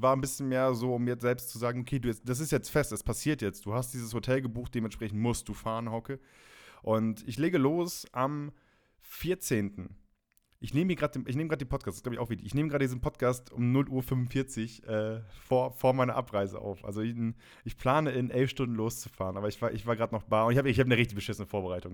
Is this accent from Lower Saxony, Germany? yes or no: yes; Friesland, Lower Saxony, Germany; moved away; aus Friesland, Raderland sein, da wo ich, wo ich herkomme